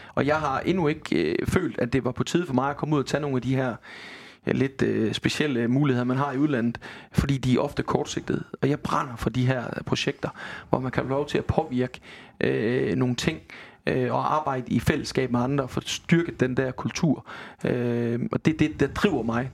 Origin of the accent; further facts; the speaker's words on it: Denmark; Jeg er vestjyde.